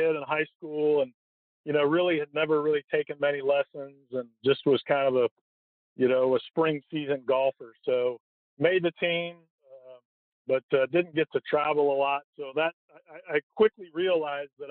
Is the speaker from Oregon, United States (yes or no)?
yes; Portland, Oregon, United States; I grew up in Portland, Oregon